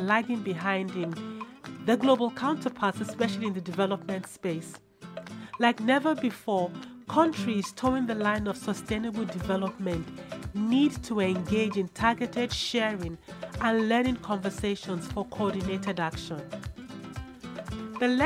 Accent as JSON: {"language": "English", "town": "Jos", "region": "Plateau", "country": "Nigeria", "tie": "born or raised there", "also_born_or_lived": "United Kingdom", "moved": "yes", "said": "I spent most of my formative years in Jos, Nigeria"}